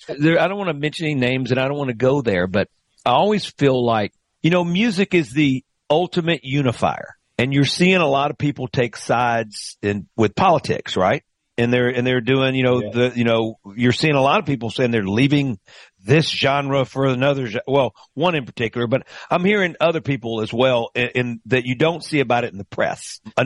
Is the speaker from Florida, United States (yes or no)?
no; Greenville, Mississippi, United States; me growing up in Greenville, Mississippi.